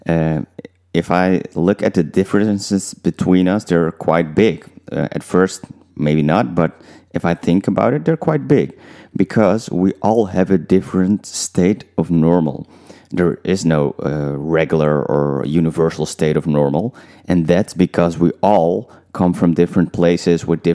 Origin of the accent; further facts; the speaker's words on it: Netherlands; also born or lived in Suriname (parents); I was growing up in the Netherlands